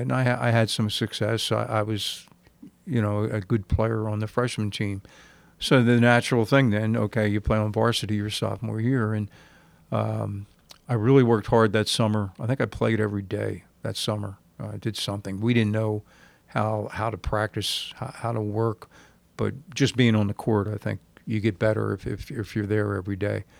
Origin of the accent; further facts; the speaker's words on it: New Jersey, United States; growing up in South Jersey, playing in a league when I was nine years old